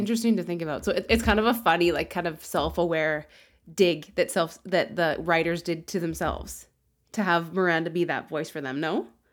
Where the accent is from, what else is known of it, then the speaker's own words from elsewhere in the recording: Regina, Saskatchewan, Canada; I grew up in Regina